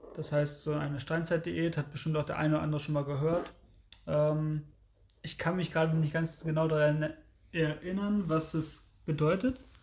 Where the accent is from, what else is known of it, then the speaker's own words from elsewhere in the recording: Lehrte, Lower Saxony, Germany; ich komme ja aus Lehrte